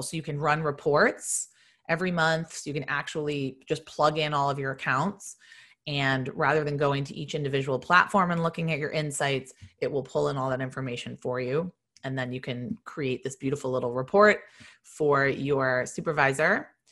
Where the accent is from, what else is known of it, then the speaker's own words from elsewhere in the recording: Boston, Massachusetts, United States; moved away as an adult; also born or lived in Virginia; I'm from Boston